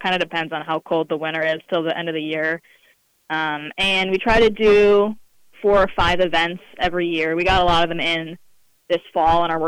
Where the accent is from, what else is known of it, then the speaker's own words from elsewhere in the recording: Minnesota, United States; moved away as an adult; also born or lived in Kansas; now in Lawrence, United States; I grew up in Minnesota